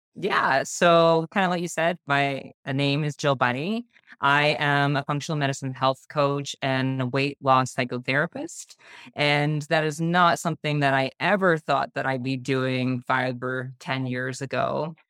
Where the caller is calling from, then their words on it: Burlington, Ontario, Canada; I am calling in from just outside of Toronto, so Burlington, Ontario, Canada